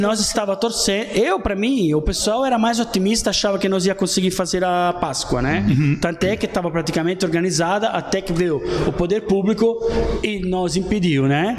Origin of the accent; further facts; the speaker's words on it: Naples, Campania, Italy; Portuguese is a second language; moved away as an adult; also born or lived in London; now in Blumenau, Brazil; eu sou de Nápoles